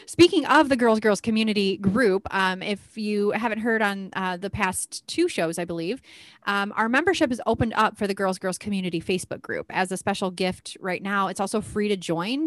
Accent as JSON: {"language": "English", "region": "Midwest", "country": "United States", "said": "We're very Midwestern here"}